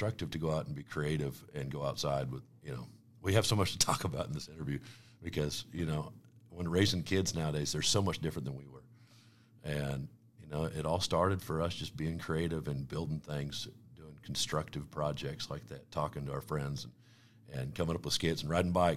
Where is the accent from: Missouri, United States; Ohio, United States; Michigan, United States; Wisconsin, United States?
Missouri, United States; Weatherby Lake; I was supposed to grow up in Platte County, and was raised by, two hardworking parents that raised four boys, and I grew up, moved to Wetherby Lake in 1984